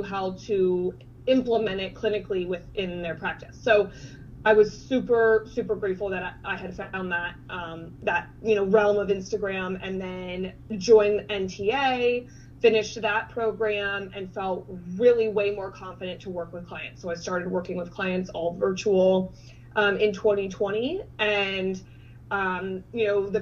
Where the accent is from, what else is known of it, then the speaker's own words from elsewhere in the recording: Cincinnati, Ohio, United States; also born or lived in Oxford, Ohio; I am from Cincinnati, Ohio, and went to school at Miami University in Oxford, Ohio